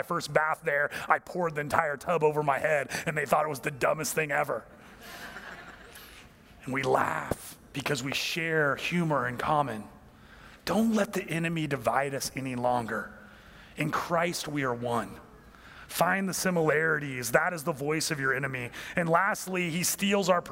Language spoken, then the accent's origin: English; United States; I'm from America.